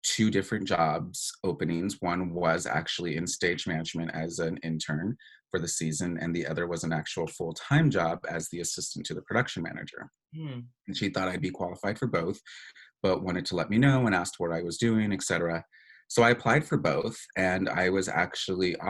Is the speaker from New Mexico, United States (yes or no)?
yes; New Mexico, United States; moved away as an adult; also born or lived in Tucson, Arizona; I was from New Mexico